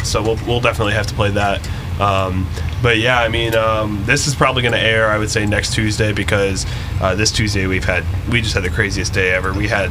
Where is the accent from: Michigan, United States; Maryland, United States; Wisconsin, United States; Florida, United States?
Michigan, United States; Detroit; now in Cleveland, United States; I'm from Michigan, so I'm from Detroit